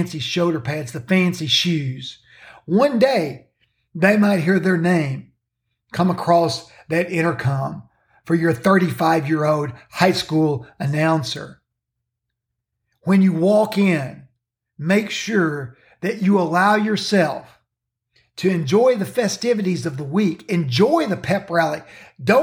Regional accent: Kentucky, United States; The state of Kentucky, my home state

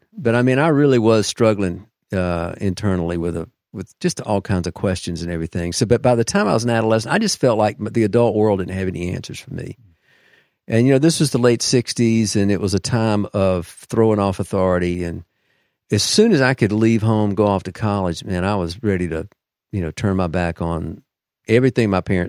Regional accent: Deep South, United States; I'm a product of the Deep South, so, you know, like many from there. I was raised in the Southern Baptist Church, and my mother was a churchgoer.

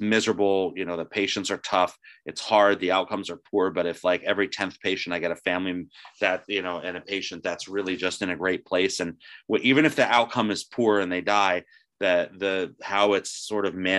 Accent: New Jersey, United States; I'm from New Jersey.

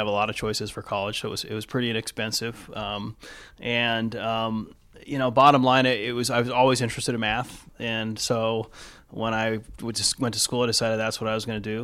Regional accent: Los Angeles, California, United States; moved away as an adult; also born or lived in Seattle area / Newport Beach; now in Seattle, United States; I was born and raised in the East Los Angeles area

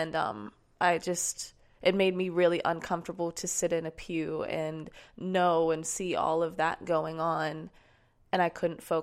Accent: Sarasota, Florida, United States; Um, I'm, Sarasota. I'm from, I'm

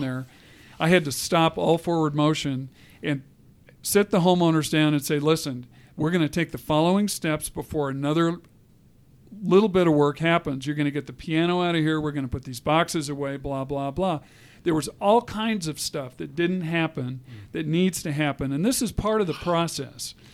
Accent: Colorado, United States; I'm a Colorado native, which is unusual

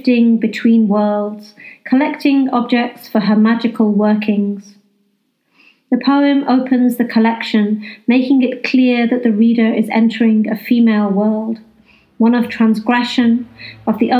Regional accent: North Wales, United Kingdom; now in West Yorkshire, United Kingdom; I grew up in North Wales

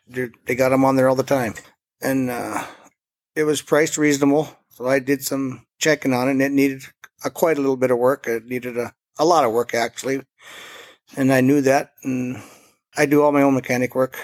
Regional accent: Forbes, North Dakota, United States; I am from Forbes, uh, got my own little business.

